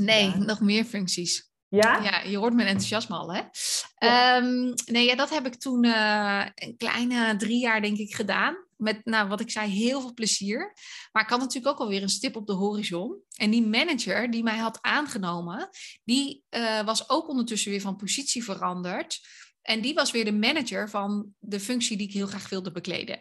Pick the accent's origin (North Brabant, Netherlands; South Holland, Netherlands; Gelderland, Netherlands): South Holland, Netherlands; Dordrecht; moved away as an adult; also born or lived in Tilburg / Hilversum; now in Loosdrecht, Netherlands; ik ben opgegroeid in Dordrecht.